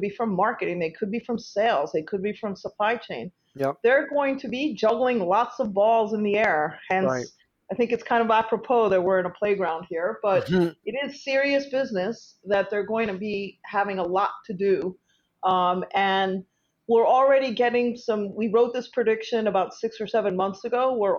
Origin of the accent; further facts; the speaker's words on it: New York, United States; And just for the record, I'm the New Yorker side of the equation